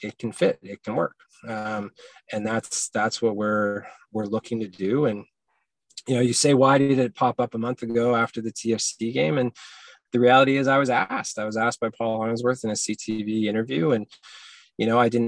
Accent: Hamilton, Ontario, Canada; now in Halifax, Canada; I grew up in Hamilton as a Ticats fan

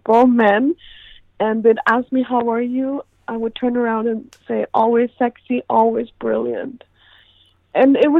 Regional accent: India; now in United States; I'm born and raised in India

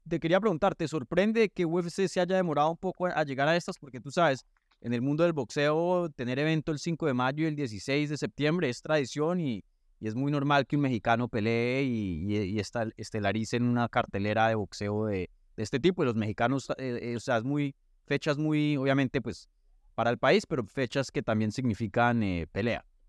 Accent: Colombia; yo soy colombiano

